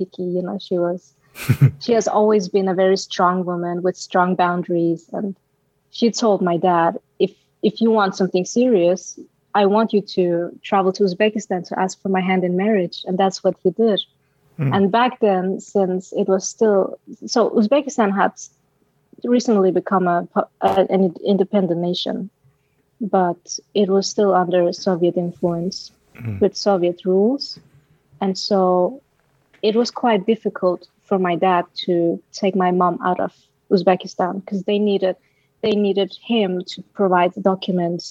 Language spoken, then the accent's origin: English; Aalborg, North Denmark Region, Denmark; English is a second language; now in Copenhagen, Denmark; I'm from Denmark, right? I was born and raised in Denmark